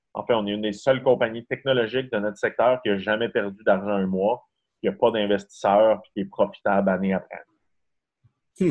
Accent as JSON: {"language": "French", "town": "Saint-Félicien", "region": "Quebec", "country": "Canada", "also_born_or_lived": "Montreal", "moved": "yes", "lives_now": "Quebec City, Canada", "said": "Je viens de Saint-Félicien au Saguenay. Et en fait, c'est un tout petit village."}